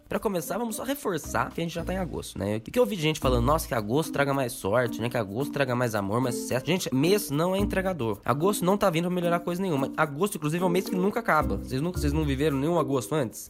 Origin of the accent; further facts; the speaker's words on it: Brazil; a gente, como brasileiro